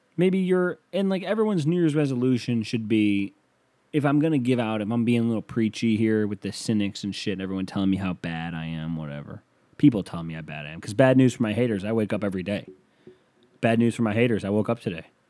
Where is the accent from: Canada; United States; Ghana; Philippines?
Canada; I'm from Canadian